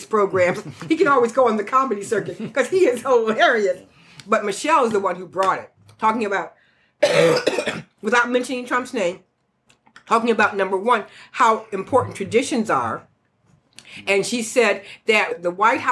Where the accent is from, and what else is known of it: United States